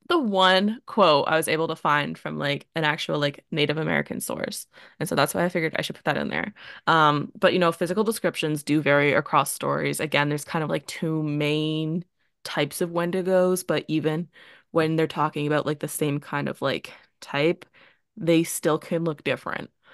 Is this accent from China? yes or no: no; Canada; accent: Canadian; we're both from Canada